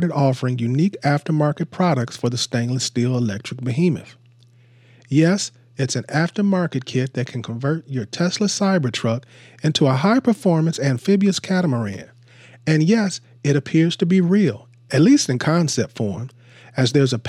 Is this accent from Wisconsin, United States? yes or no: no; Seattle, Washington, United States; my hometown, Seattle.